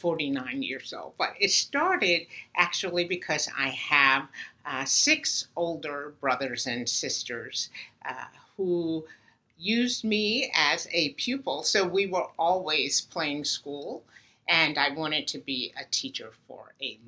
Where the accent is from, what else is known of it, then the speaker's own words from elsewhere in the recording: Uniondale, New York, United States; moved away; the students and children on my street in Uniondale were bused to a school across town to desegregate it